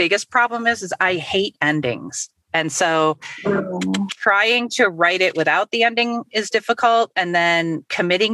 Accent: Chicago, Midwest, United States; a Midwesterner

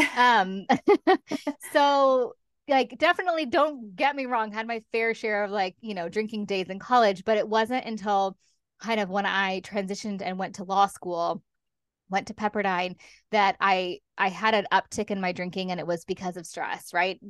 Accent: Los Angeles, California, United States; moved away as an adult; now in London, United Kingdom; I live in London, as you said, um, but I'm originally from Los Angeles. I've been over here for fifteen years.

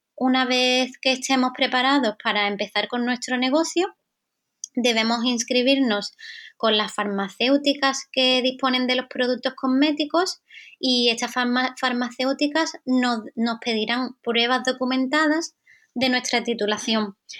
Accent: Andalusia, Spain; yo soy española, eh, soy de Andalucía

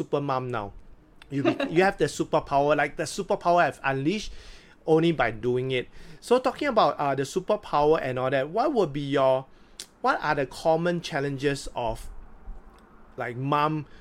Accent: Singapore; I'm not Singaporean

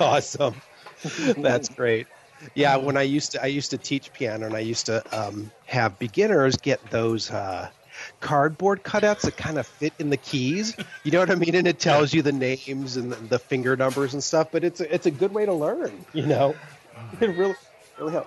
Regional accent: Ohio, United States; moved away; I'm from Ohio. So I'm from the east side of, of the United States

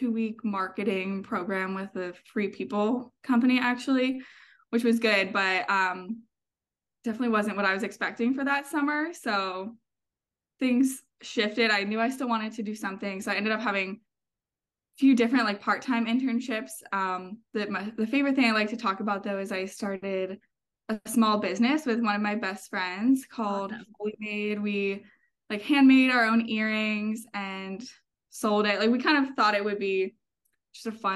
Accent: Pennsylvania, United States; I'm from Pennsylvania

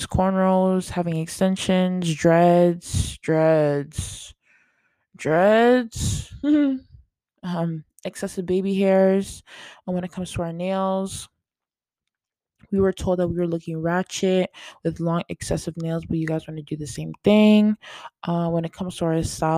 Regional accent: Canada; I am Canadian

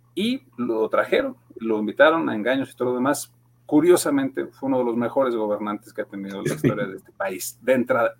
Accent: Mexico; como somos todos mexicanos

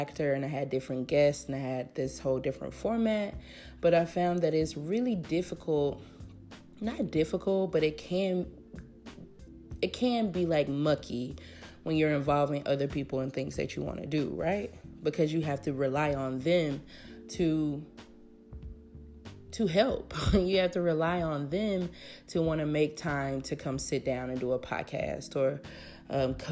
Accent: Memphis, Tennessee, United States; also born or lived in Davis, California; now in Oakland, United States; I am from Memphis, Tennessee. Currently living in Oakland, California.

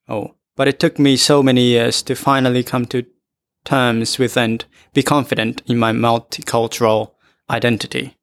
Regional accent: Japan; also born or lived in France; I was born in Japan and raised in Japan, but went to France for just one year

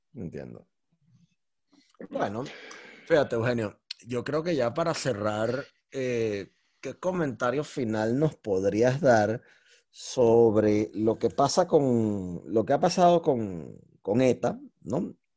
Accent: Venezuela; yo como venezolano

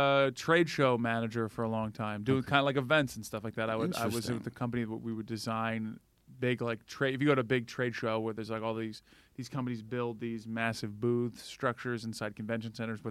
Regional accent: Atlanta, Georgia, United States; moved away as an adult; also born or lived in Valdosta, Georgia / Florida; now in New York, United States; I moved from Atlanta.

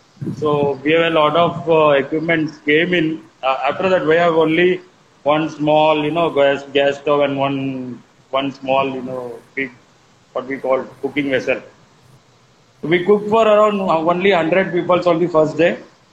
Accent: Kanyakumari, Tamil Nadu, India; now in Mumbai, India; I'm basically from Kanyakumari. We are staying here in Mumbai since the past 45 years here in Mumbai with mom and dad and family.

